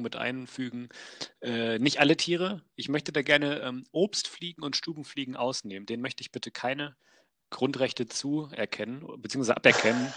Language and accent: German; Wolfsburg, Lower Saxony, Germany; ich komme aus Wolfsburg